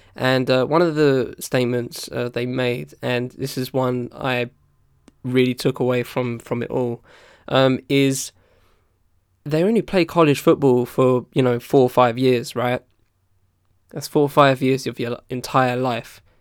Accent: United Kingdom; as a British dude

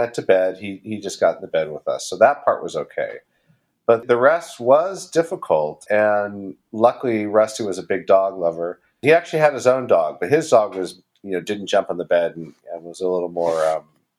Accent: California, United States; now in New York, United States; I'm not from New York. I'm from California.

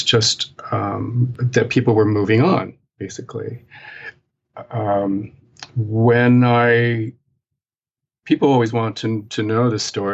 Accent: Appalachian Mountains, United States; now in New York City, United States; the culture that I grew up in the Appalachian Mountains in the United States, and very, very remote, hilly, mountainous area

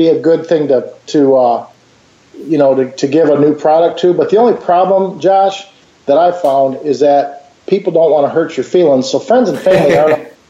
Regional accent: Grand Rapids, Michigan, United States; Grand Rapids, Michigan, Beer City, USA

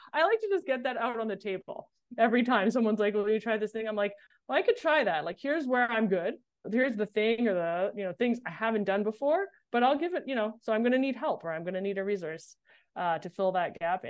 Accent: Montreal, Quebec, Canada; moved away as an adult; also born or lived in Boston; I grew up in Montreal

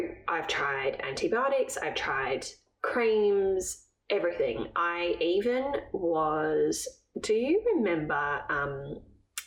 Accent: England, United Kingdom; I'm from England

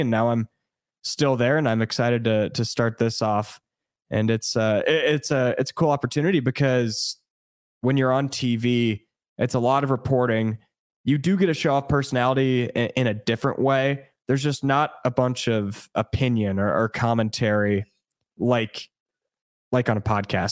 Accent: Indianola, Iowa, United States; also born or lived in Des Moines, Iowa; I born and raised in Iowa. I was born in Des Moines, but lived in Indianola, Iowa my entire life

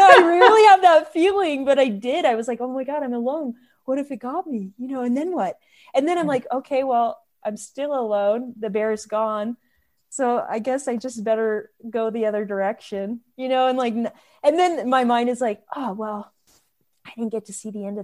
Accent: Alaska, United States; moved away; I'm from Alaska

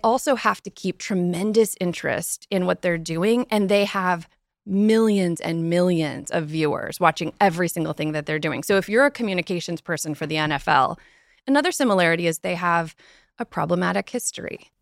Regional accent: United States; as an American

